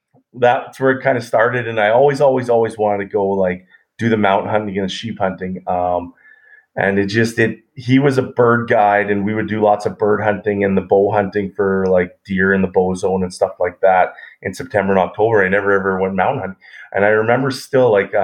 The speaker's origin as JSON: {"language": "English", "town": "Edmonton", "region": "Alberta", "country": "Canada", "tie": "born or raised there", "said": "I grew up in Edmonton, Alberta"}